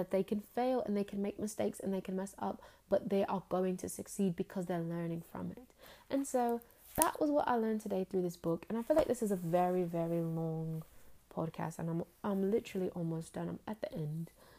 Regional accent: United Kingdom; accent: British; and sometimes I slip in and out my accent very Like I don't hold on to the accent as long as I could, but I actually can slip into it very quickly. Like I can like that sound. I can slip into my accent on a dime.

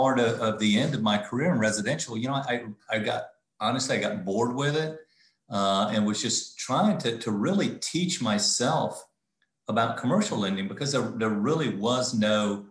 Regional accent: the Carolinas, United States; also born or lived in South Florida; now in Charlotte, United States; I was in South Florida at the time, but I'm from the Carolinas

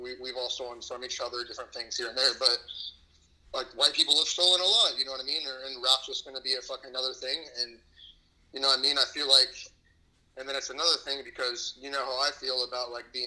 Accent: Antioch, California, United States; moved away as an adult; now in Arizona, United States; I am from Antioch, California.

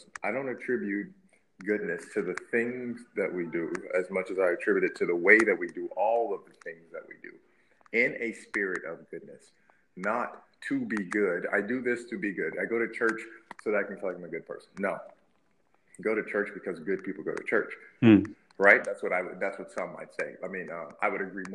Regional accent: Memphis, Tennessee, United States; my hometown of Memphis

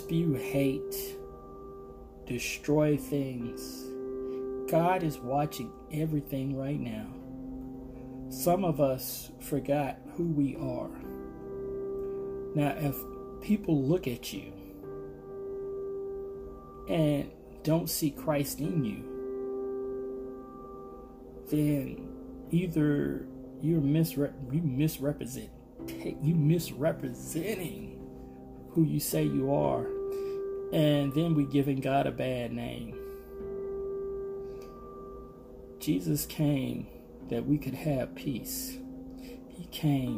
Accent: Arkansas, United States; I remember growing up being in the fields. I'm from Arkansas

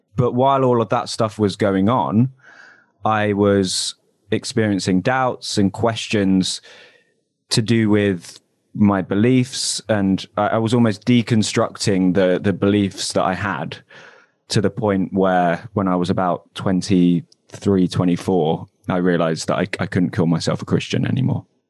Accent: London, United Kingdom; moved away as an adult; now in Manchester, United Kingdom; I'm originally from Southeast London, though. Uh, moved up here about four years ago.

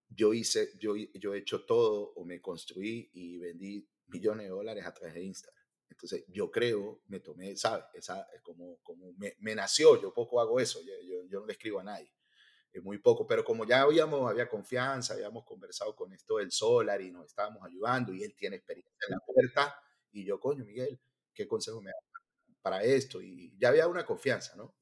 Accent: Venezuela; moved away as an adult; also born or lived in Miami; now in United States; En mi caso soy venezolano, este, yo tengo 42 años y cuando me vine hace eh, casi ocho años

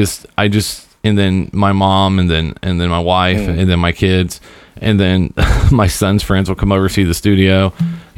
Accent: Seymour, United States; we grew up in that town

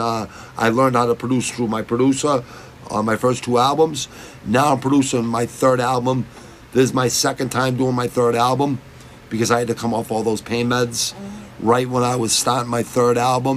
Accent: United States; I was born in America

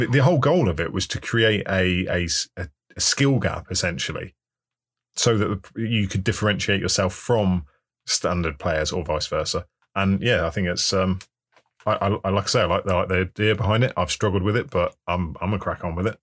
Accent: England, United Kingdom; I'm English

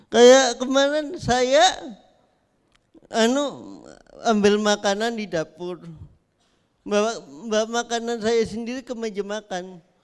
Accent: Indonesia; sebagai warga Indonesia kan kalau ada yang lama-lama itu pasti penasaran.

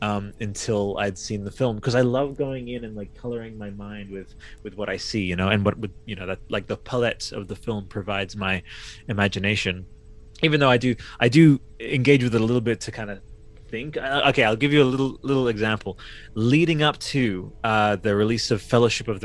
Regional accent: Australia; I'm Australian

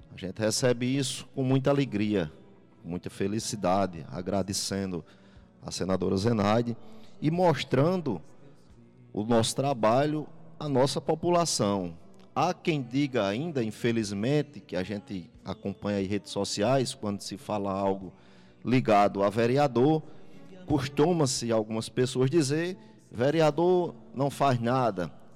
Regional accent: Jardim do Seridó, Rio Grande do Norte, Brazil; é aqui que eu vivo, é aqui que eu resido

